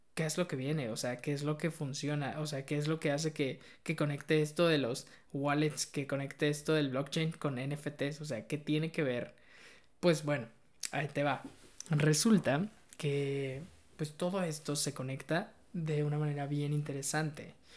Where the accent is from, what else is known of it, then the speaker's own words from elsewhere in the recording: Mexico; soy mexicano